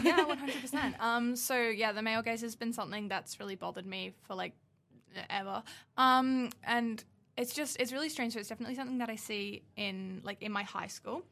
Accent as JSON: {"language": "English", "town": "Newcastle", "region": "New South Wales", "country": "Australia", "moved": "yes", "said": "I come from Newcastle"}